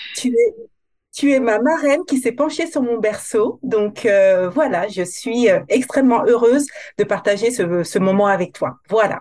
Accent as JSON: {"language": "French", "country": "Guadeloupe", "said": "je suis originaire de la Guadeloupe, donc euh, je, je suis antillaise"}